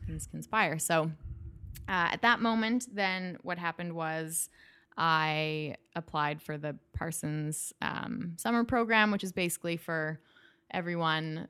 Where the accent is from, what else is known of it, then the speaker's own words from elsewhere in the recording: Calgary, Alberta, Canada; now in United States; I am from Canada. I grew up in Calgary, which is in Western Canada